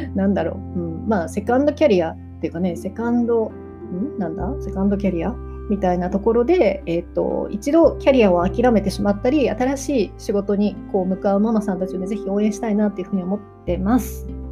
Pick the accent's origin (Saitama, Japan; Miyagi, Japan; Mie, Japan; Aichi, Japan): Aichi, Japan; Nagoya; 私はやっぱり地元名古屋の、まあ、行けるお客さんのところを選んでいくようにしています